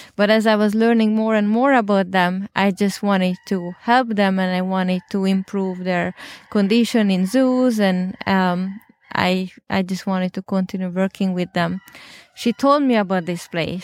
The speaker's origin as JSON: {"language": "English", "country": "Hungary", "moved": "yes", "said": "I'm originally from Hungary"}